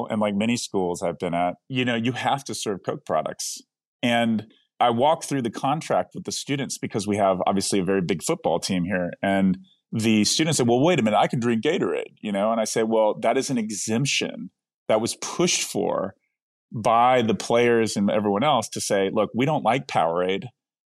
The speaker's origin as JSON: {"language": "English", "town": "Atlanta", "region": "Georgia", "country": "United States", "tie": "born or raised there", "said": "Well, growing up in Hot Atlanta, you know, that's"}